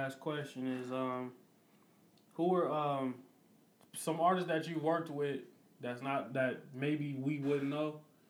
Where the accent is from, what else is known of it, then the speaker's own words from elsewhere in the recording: Peoria, Illinois, United States; I'm from here